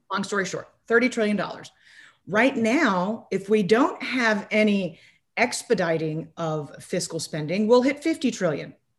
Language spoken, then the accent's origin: English; United States; I'm very American